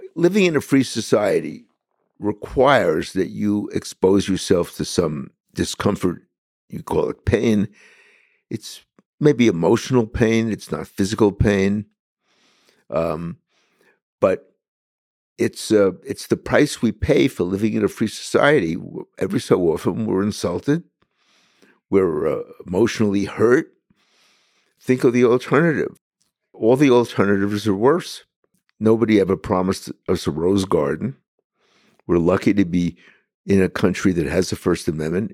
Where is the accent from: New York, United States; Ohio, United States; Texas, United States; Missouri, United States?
New York, United States; New York City; as a kid in Brooklyn, where I was born, I was born and raised in Bensonhurst